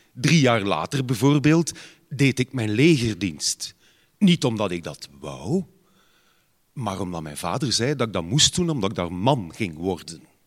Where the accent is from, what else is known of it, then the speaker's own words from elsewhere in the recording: Ghent, Flanders, Belgium; bij ons op Gembrugge, dus is nogal een groene gemeente